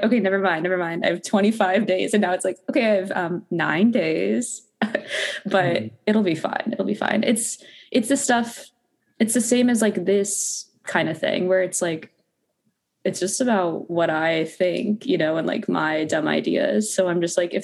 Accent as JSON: {"language": "English", "town": "Phoenix", "region": "Arizona", "country": "United States", "moved": "yes", "lives_now": "Los Angeles, United States", "said": "I'm from Arizona originally. Phoenix, Arizona."}